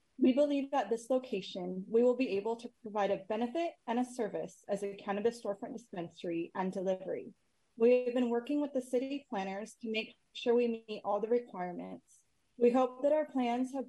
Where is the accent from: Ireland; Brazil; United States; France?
United States; Sacramento, California; I grew up in Sacramento and the Del Paso Heights neighborhood